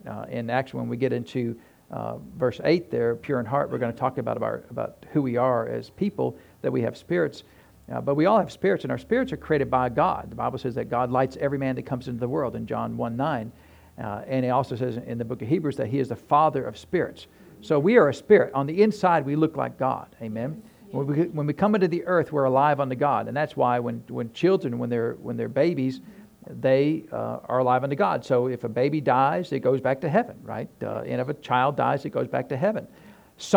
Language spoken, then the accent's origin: English; New Hampshire, United States; moved away; I grew up in New Hampshire